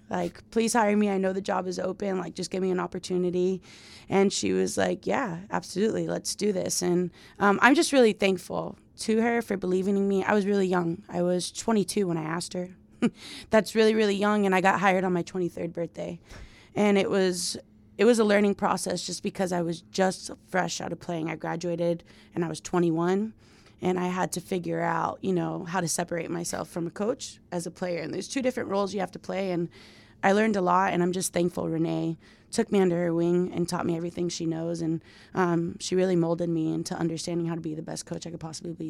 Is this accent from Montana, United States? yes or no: no; Miami, Florida, United States; moved away; I'm from Miami, Florida